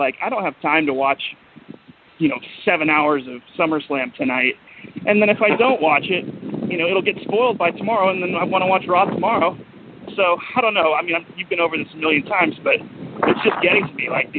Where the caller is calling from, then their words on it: Glendale, California, United States; from Glendale, California.